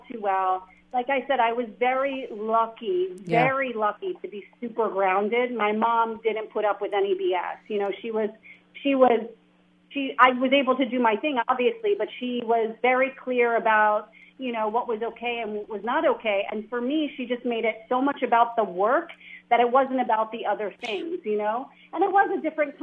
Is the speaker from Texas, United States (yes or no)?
no; New Jersey, United States; a little girl from New Jersey